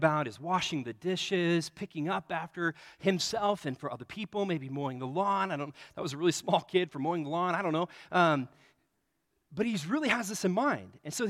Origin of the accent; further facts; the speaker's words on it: Nebraska, United States; Growing up in Nebraska, the team that I mean, growing up, like, the older years in Nebraska was against Oklahoma, but when it was my age, it was Nebraska versus Colorado.